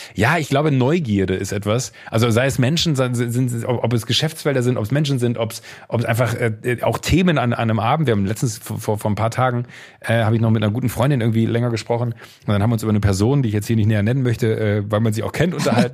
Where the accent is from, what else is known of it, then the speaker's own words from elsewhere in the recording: Viersen district, Mönchengladbach area, North Rhine-Westphalia, Germany; im rheinischen äh, da, äh, Kreis Viersen, Mönchengladbach, die Ecke, wo ich herkomme